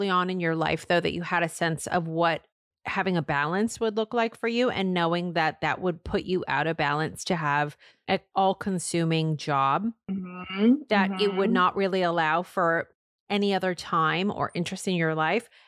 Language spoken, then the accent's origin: English; Seattle, Washington, United States; moved away; No, I'm from Seattle.